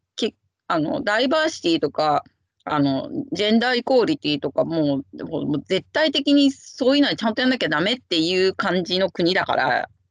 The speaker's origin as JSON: {"language": "Japanese", "country": "Japan", "tie": "born or raised there", "moved": "yes", "lives_now": "London, United Kingdom"}